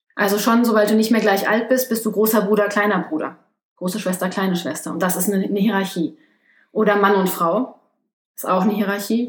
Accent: Germany; moved away as an adult; now in South Korea; Ich bin in Deutschland geboren und aufgewachsen, habe studiert, meinen Abschluss gemacht und dann ins Ausland gegangen.

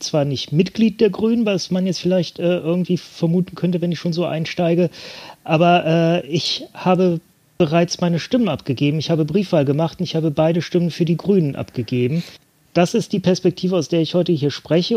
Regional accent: Bremen, Germany; meiner Heimatstadt äh, in Bremen

